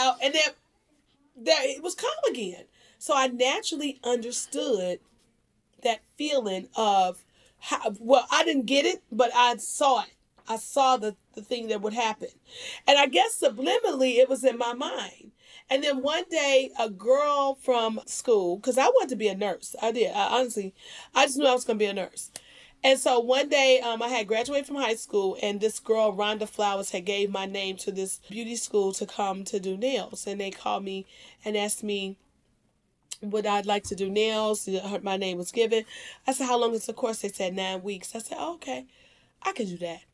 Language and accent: English; Dixmoor, Illinois, United States; we grew up in Dixmoor, Illinois